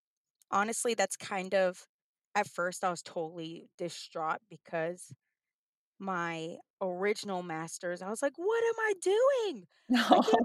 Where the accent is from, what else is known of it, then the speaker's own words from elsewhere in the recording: El Paso, Texas, United States; moved away as an adult; now in Oklahoma, United States; So I'm from El Paso, Texas, and went to school at Texas State University.